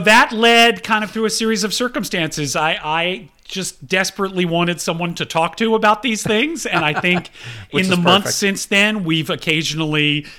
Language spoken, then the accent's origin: English; Atlanta, Georgia, United States; I grew up in Atlanta and... I was a first child and a first grandchild